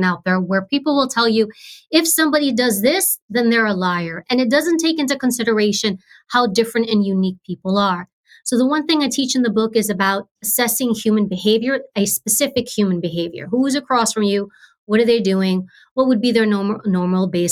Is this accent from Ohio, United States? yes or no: no; New York, United States; I grew up in New York, high crime area, public housing, government housing